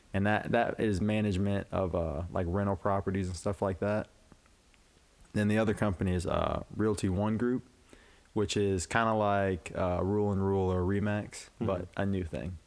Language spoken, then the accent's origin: English; Urbana, Illinois, United States; moved away as an adult; now in Quad Cities, United States; I'm from Urbana, Illinois.